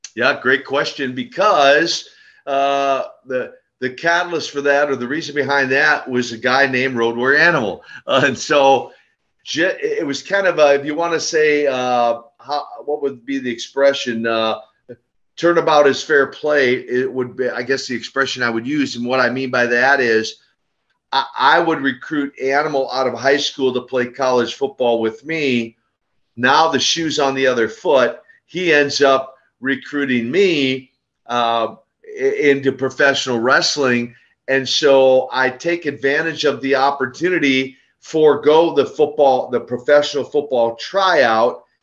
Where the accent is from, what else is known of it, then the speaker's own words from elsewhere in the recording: Minneapolis, Minnesota, United States; I hail from the great state uh, of Minnesota